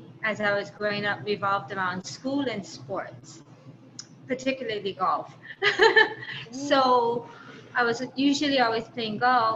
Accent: Honolulu, Hawaii, United States; also born or lived in Hyde Park, New York; growing up in Hawaii

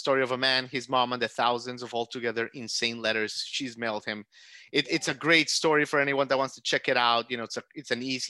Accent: Aventura, Florida, United States; Miami Beach, where I'm from as well. I'm from Aventura

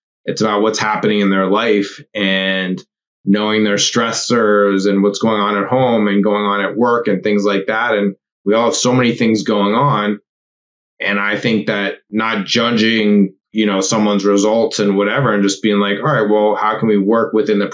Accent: Los Angeles, California, United States; now in New York, United States; I am from Los Angeles, California originally

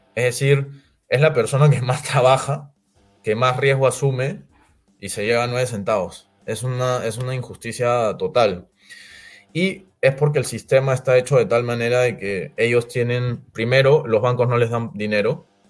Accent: Peru; en el Perú, que somos un país agroindustrial netamente

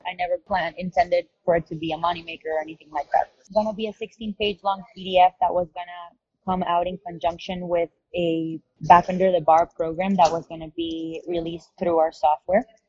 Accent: Caracas, Capital District, Venezuela; moved away as an adult; also born or lived in San Diego / Miami; I was born and raised in Caracas, Venezuela. I lived there until I was about 18 years old.

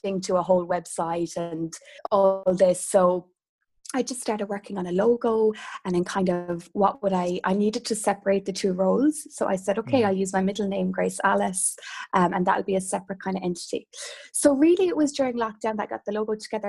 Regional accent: Kerry, Munster, Ireland; now in Galway, Ireland; growing up in Kerry, which again is quite rural

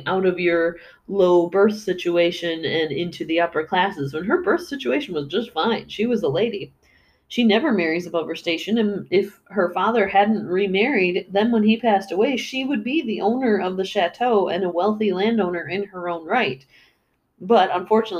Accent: United States; as an American

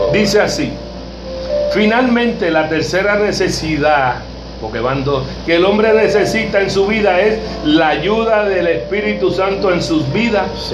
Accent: Cataño, Puerto Rico; yo soy de Catán

